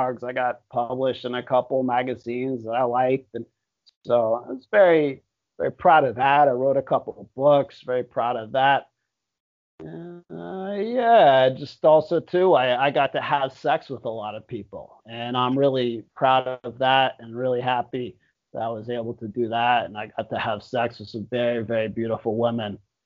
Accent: Miami, Florida, United States; moved away as an adult; now in Thailand; I lived in South Beach and I love Miami. I love my hometown

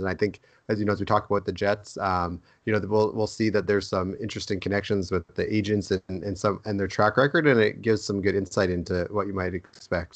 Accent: Edmonton, Alberta, Canada; huge Oiler fan growing up in Edmonton

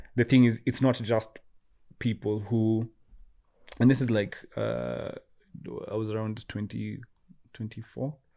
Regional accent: Kenya; as Kenyans

